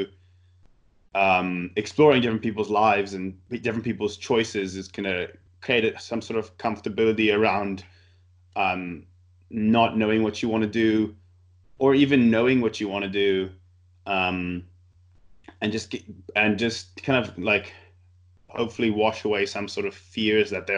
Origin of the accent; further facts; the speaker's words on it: South Africa; moved away as an adult; now in Canada; I did my studying in South Africa, all my schooling in South Africa, and I now moved back to Canada to find work